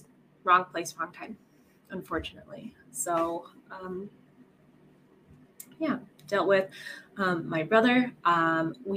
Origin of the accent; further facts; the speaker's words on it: Colorado, United States; moved away as an adult; now in Italy; I'm originally from Colorado in America, and then my husband works overseas, so we're living in Italy right now